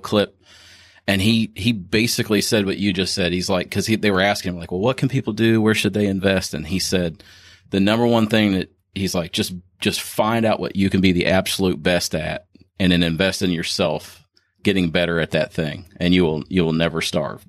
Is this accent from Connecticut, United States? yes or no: no; Ohio, United States; now in Kentucky, United States; I'm actually from Ohio